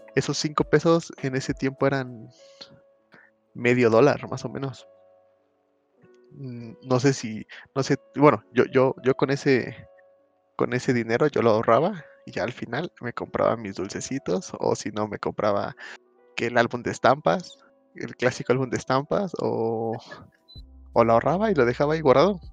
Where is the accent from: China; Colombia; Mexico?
Mexico; yo soy mexicano